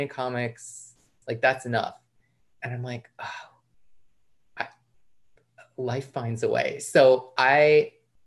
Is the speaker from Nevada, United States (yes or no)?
no; outside New York City, United States; I grew up outside New York City in the burbs.